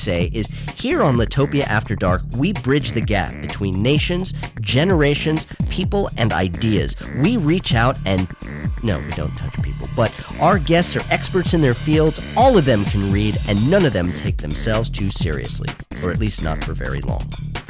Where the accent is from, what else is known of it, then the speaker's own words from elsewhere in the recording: California, United States; now in London, United Kingdom; As a Californian living in London, I have a special relationship with myself